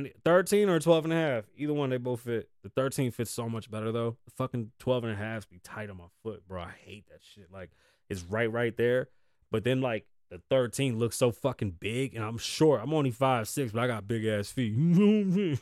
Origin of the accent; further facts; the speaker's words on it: United States; I'm from the United States of America